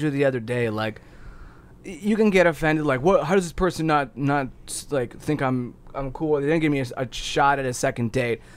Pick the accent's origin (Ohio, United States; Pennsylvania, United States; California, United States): Ohio, United States; moved away; also born or lived in Chicago; I'm originally from Ohio